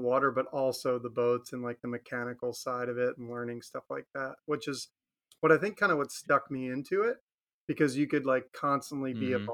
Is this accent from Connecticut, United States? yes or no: no; Maryland, United States; now in Florida, United States; I'm from Maryland originally. Like, I grew up around the Chesapeake Bay